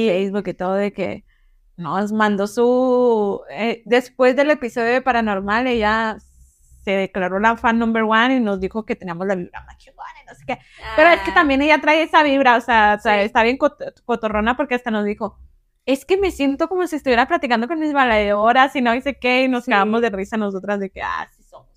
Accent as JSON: {"language": "Spanish", "region": "northern Mexico", "country": "Mexico", "said": "puedo hablar golpeado o porque, no sé, y más porque soy del norte"}